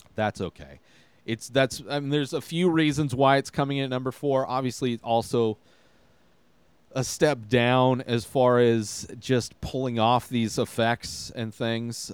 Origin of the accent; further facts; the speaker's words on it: Coachella Valley, California, United States; I grew up in the Coachella Valley, which is like the Palm Springs area